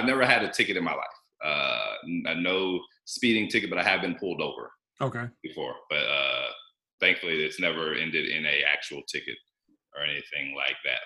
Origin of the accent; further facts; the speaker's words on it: Georgia, United States; also born or lived in South Carolina; I'm from Georgia